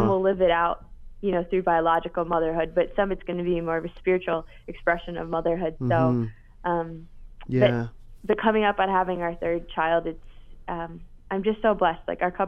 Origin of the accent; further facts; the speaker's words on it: Grand Rapids, Michigan, United States; Grand Rapids, Michigan, my hometown.